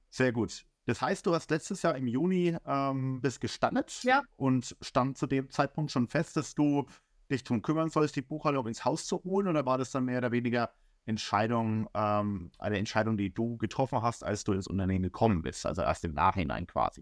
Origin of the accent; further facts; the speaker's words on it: Bamberg, Bavaria, Germany; moved away as an adult; also born or lived in Heidenheim / Augsburg; now in Berlin, Germany; ich komme ja aus dem Frankenland, aus dem äh, kleinen Süßen Bamberg